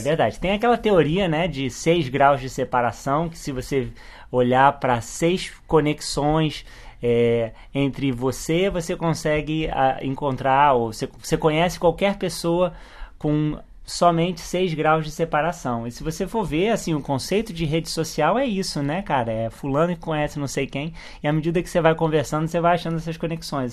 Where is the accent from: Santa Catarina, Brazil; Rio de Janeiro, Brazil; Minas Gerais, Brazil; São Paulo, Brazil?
Rio de Janeiro, Brazil; moved away as an adult; a gente se mudou do Rio de Janeiro